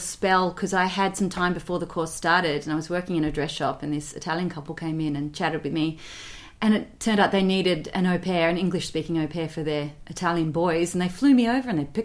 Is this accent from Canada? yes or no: no; Australia; moved away; little old me from Australia